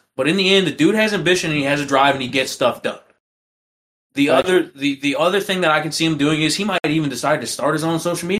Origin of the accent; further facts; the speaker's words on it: the South, United States; I'm just from the South